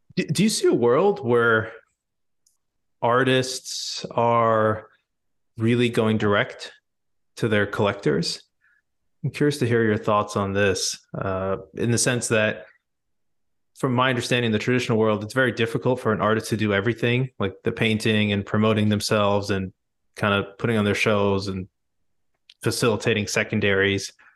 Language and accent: English; India; I'm Indian